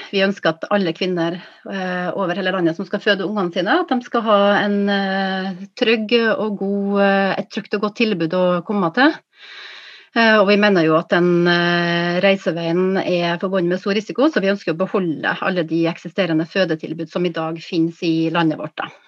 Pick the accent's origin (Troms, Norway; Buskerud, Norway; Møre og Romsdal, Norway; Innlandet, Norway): Møre og Romsdal, Norway; Kristiansund; Ja, jeg kommer fra Kristiansund. Jeg er født der, så jeg er født på fødeavdelinga